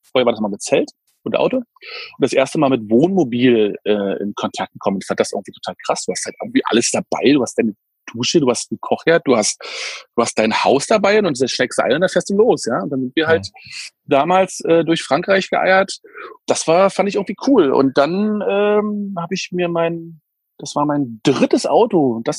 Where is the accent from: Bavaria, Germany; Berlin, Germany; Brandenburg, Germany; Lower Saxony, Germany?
Berlin, Germany; also ich bin Berliner, wie gesagt, bin 80er Baujahr, das heißt also vor der Wende. Wir sind damals im, im Osten Berlins haben wir halt gewohnt, in Köpenick, wie gesagt.